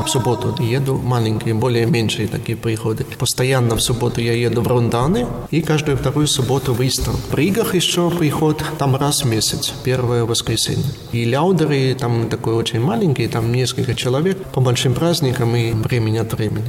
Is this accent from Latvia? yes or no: yes; Zilupe, Ludza Municipality, Latvia; also born or lived in Rēzekne / Preiļi; Это мой родной город и родной приход